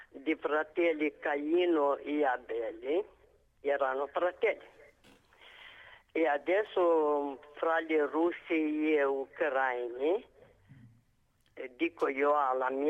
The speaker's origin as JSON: {"language": "Italian", "country": "Moldova", "second_language": "Italian", "moved": "as an adult", "lives_now": "Padua, Italy", "said": "io sono moldava."}